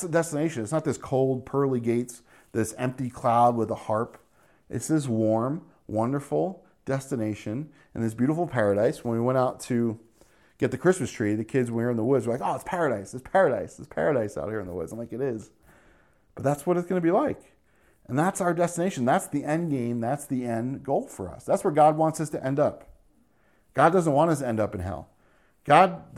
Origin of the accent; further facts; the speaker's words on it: New Jersey, United States; also born or lived in New York; growing up in New Jersey and New York, New York City was commonplace to us